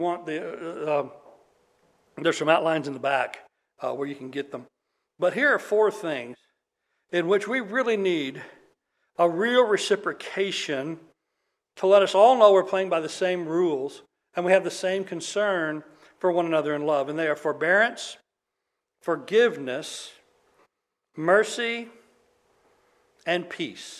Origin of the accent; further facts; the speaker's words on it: United States; as Americans